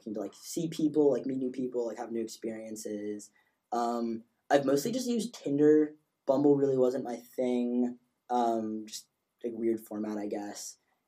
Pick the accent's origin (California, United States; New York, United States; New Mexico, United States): New York, United States; New York City; moved away as an adult; I'm originally from New York. Went to high school at Bronx Science.